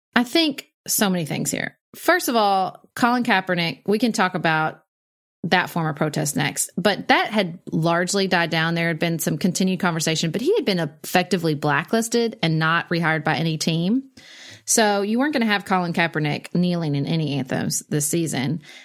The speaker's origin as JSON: {"language": "English", "country": "United States", "said": "I'm not a patriotic American"}